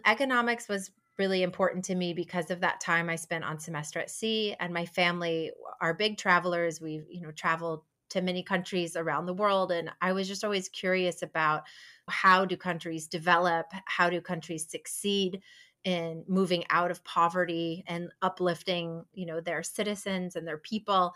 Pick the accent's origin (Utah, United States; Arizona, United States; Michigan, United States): Michigan, United States; Ann Arbor; moved away as an adult; also born or lived in New York; now in Raleigh, United States; I grew up in Ann Arbor, and I went to the University of Michigan